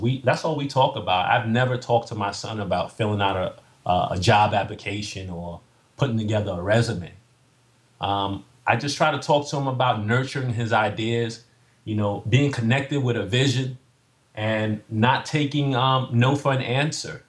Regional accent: New York City, New York, United States; I'm from Staten Island, New York

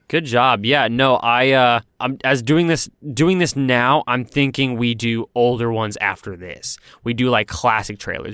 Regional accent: Texas, United States; moved away as an adult; now in Los Angeles, United States; I moved from my home state of Texas to pursue my dreams in Los Angeles

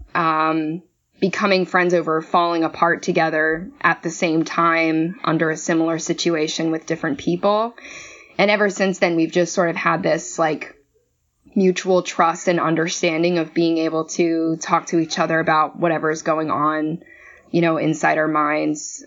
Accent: Maryland, United States; I hail from Maryland originally

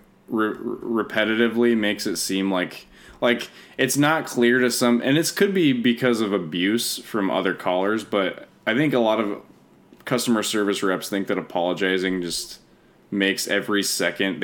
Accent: Denver, Colorado, United States; moved away as an adult; now in Los Angeles, United States; I miss Colorado all the time now

